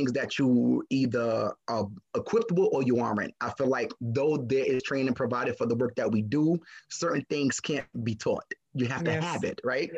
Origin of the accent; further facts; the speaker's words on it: New York City, New York, United States; also born or lived in Crown Heights; I was raised in East New York